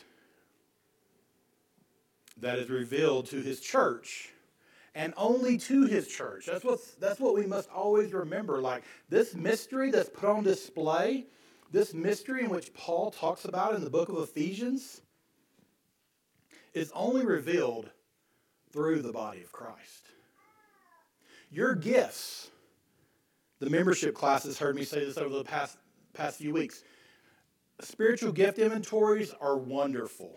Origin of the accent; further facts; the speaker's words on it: Deep East Texas, United States; moved away; growing up in Deep East Texas